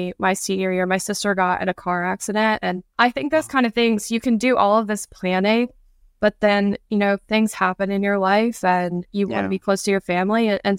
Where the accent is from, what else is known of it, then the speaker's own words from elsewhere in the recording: Alabama, United States; I think because the community is so small and you have a lot of free time because, you know, there's not so much going on like in a big city.